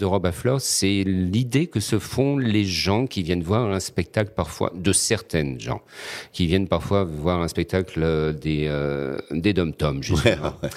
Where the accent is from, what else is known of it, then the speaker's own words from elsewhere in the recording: Réunion; notre petit bout de caillou perdu au milieu de l'océan Indien et dire bah nous on vient de là